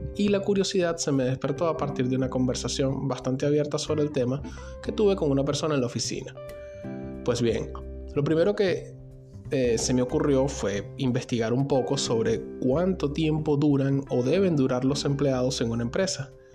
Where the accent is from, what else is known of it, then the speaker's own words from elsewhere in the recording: Venezuela; moved away; yo mismo soy un migrante venezolano